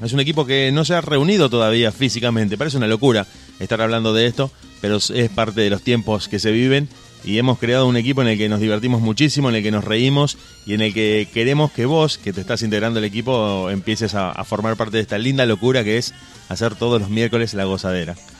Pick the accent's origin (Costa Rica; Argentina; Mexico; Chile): Argentina; somos argentinos